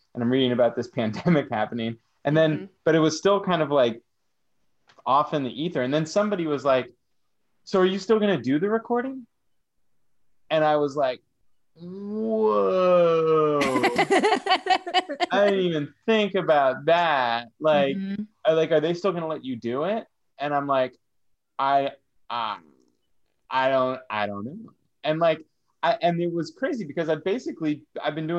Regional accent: San Francisco, California, United States; I'm from San Francisco. I'm a San Francisco comic.

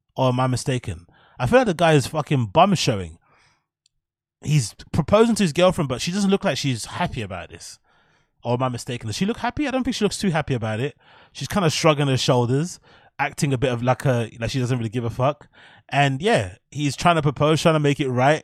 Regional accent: England, United Kingdom; now in London, United Kingdom; as Brits or as English people

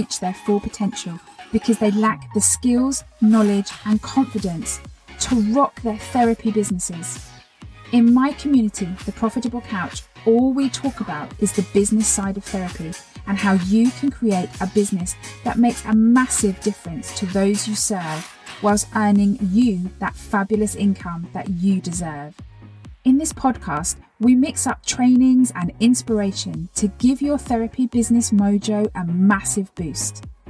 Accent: Phoenix, Arizona, United States; from Phoenix, and I've been a chiropractor and therapist for over 20 years.

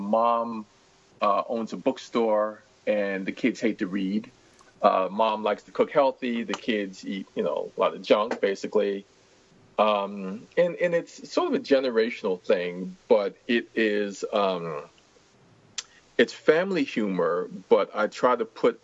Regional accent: New York City, New York, United States; a reluctant reader growing up in Washington Heights, New York.

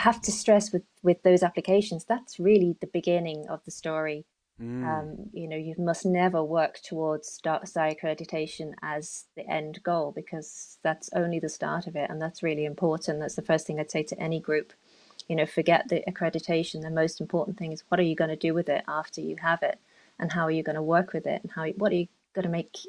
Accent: London, United Kingdom; moved away as an adult; now in Mayo, Ireland; I've picked up on my accent. I'm a Londoner originally.

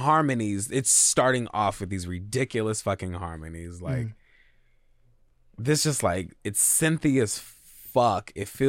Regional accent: United States; I'm American, very American at the same time.

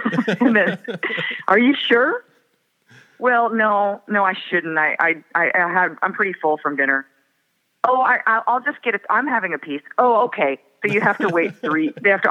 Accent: Moorhead, Minnesota, United States; also born or lived in Fargo; And I was born in Fargo, and some of my family lives in Fargo, and I grew up in Moorhead, which is right across the next town over.

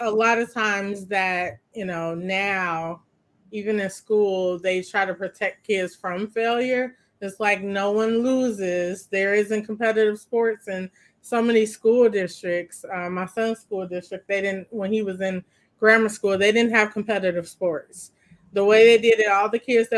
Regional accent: Maywood, Illinois, United States; growing up in Maywood

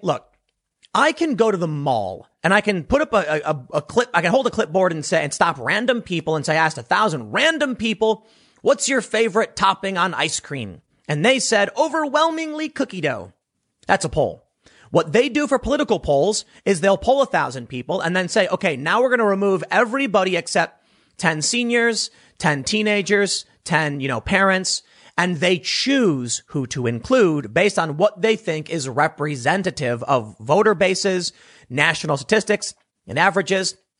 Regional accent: Chicago, Illinois, United States; people I grew up with in Chicago

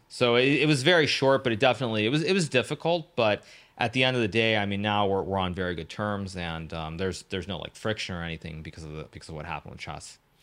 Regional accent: California, United States; also born or lived in Japan; my story really starts in California. I was born in Japan, uh, to an American mother, a Japanese father. They divorced when I was very little, when I was about one year old, one and a half years old. Um, and then my mom moved back to California

